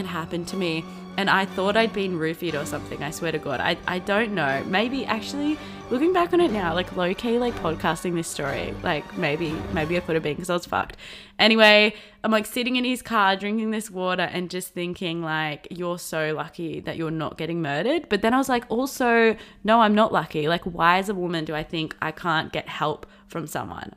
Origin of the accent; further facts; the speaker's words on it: Blue Mountains, New South Wales, Australia; I grew up in the Blue Mountains, Australia, which is in New South Wales